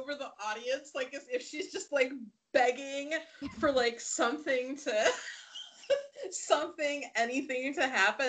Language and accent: English; Cleveland, Ohio, United States; I grew up in Cleveland